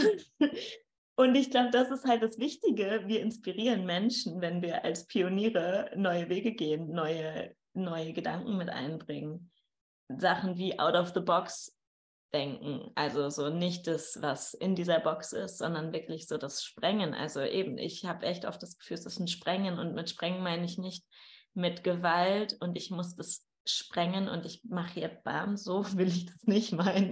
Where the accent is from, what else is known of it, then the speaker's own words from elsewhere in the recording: Dortmund, North Rhine-Westphalia, Germany; moved away; Und ich komme ja aus dem Ruhrgebiet, also aus Dortmund